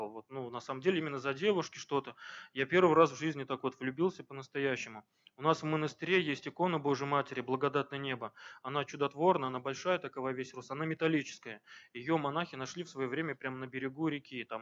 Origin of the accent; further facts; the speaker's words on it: Crimea, Ukraine; now in Diveyevo, Russia; она сама крымчанка у меня, я приехал из Крыма в 2000-х годах в Дивеево вместе с родителями